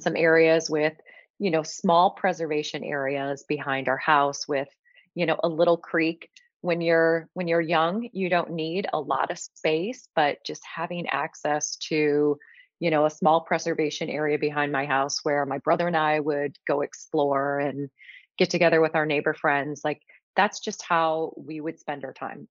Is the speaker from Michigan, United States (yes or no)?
yes; outside of Detroit, Michigan, United States; moved away as an adult; now in Florida, United States; I grew up in the Midwest. I grew up outside of Detroit